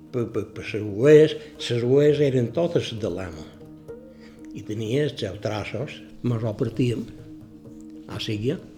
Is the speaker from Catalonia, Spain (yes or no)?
no; Maria de la Salut, Balearic Islands, Spain; Jo vaig néixer dia 3 de maig del 37. Vaig néixer a Maria de, de la Salut. Sí, Maria era un poble petit